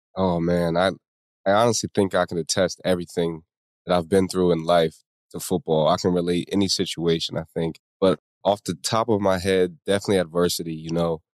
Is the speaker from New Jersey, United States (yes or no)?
yes; Atlantic County, New Jersey, United States; I grew up in South Jersey, you know, Atlantic City, Atlantic County area by the beach.